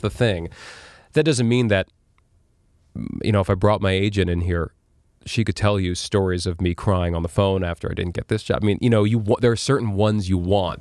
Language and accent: English; New York City, New York, United States; also born or lived in Las Vegas; I grew up on twentieth street in Chelsea